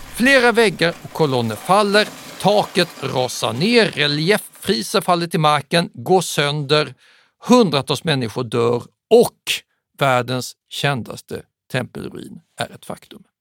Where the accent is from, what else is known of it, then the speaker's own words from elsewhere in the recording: Sweden; som svensk